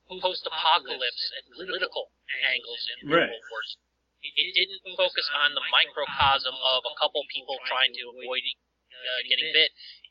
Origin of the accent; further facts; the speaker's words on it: United States; being an American